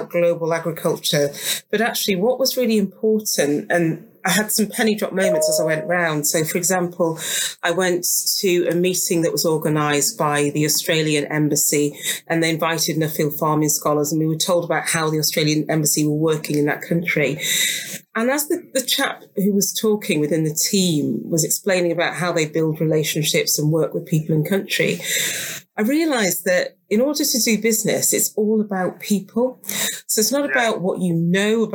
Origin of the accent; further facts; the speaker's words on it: Darlington, North East England, United Kingdom; I grew up in Darlington. So it's just on the border of North Yorkshire. It's at the bottom end of County Durham